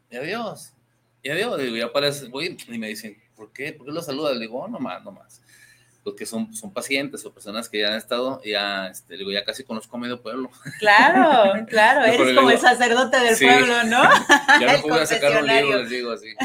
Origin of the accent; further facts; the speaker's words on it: Guadalajara, Jalisco, Mexico; now in Acatlán de Juárez, Mexico; Soy tapatío, pero es tapatío, pero allá vive.